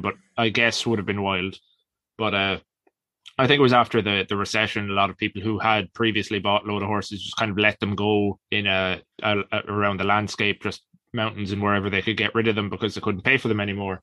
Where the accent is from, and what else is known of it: Ireland